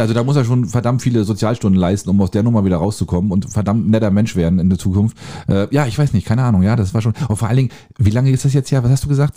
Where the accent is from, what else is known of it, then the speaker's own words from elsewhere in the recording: Germany; als Deutscher